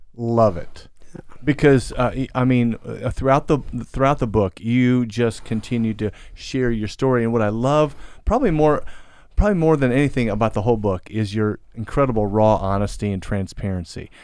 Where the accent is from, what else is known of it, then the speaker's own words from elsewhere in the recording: Central Illinois, United States; now in Louisville, United States; my hometown area in Central Illinois